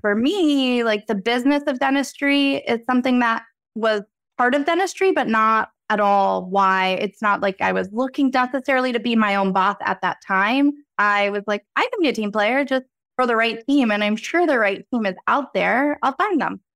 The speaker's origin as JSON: {"language": "English", "town": "Reading", "region": "Pennsylvania", "country": "United States", "tie": "born or raised there", "said": "the Reading Railroad, first railroad after you pass Go, is my hometown"}